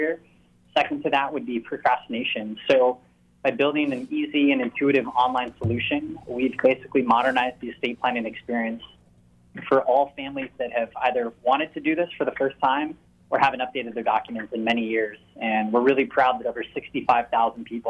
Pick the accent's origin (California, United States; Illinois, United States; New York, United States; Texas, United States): California, United States; Orange County, Southern; now in San Diego, United States; I grew up in Southern California, grew up in Orange County, made my way to San Diego 12 years ago